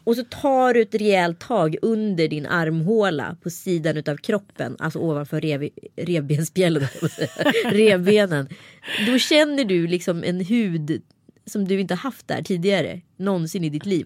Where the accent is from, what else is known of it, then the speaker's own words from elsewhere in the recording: Örebro, Örebro County, Sweden; accent: Närke dialect; also born or lived in Stockholm; det är nog min egen dialekt. Det vill säga närkingskan